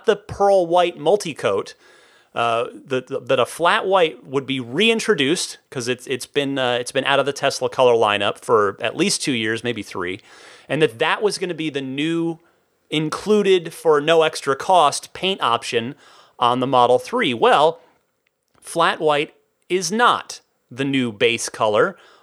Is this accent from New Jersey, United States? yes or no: yes; New Jersey, United States; moved away; I'm originally from New Jersey